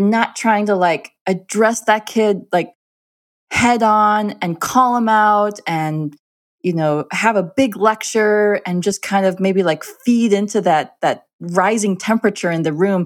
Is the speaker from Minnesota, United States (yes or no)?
yes; Minnesota, United States; I am, I am an Indian girl, a brown-skinned Indian girl in a Scandinavian community in Minnesota.